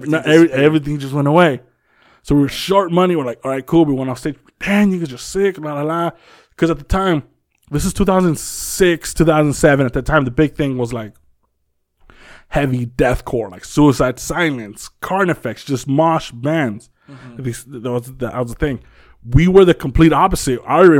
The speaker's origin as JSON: {"language": "English", "town": "Compton", "region": "California", "country": "United States", "said": "Like, we're from Compton or whatever."}